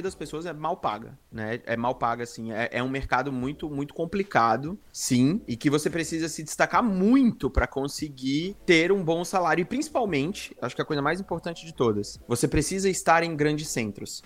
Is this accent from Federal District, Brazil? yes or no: yes; Brasília, Federal District, Brazil; moved away as an adult; also born or lived in Maceió, Brazil / Curitiba, Brazil; now in Canada; eu nasci em Maceió, né, onde toda a minha família nasceu, basicamente. Mas eu fui criado em Brasília, meus pais se mudaram para lá quando eu era ainda muito novo, então eu fui criado lá.